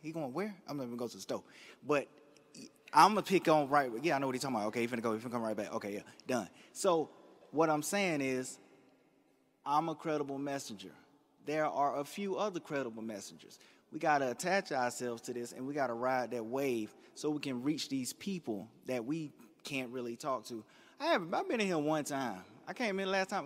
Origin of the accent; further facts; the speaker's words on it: Durham, North Carolina, United States; I'm from East Durham.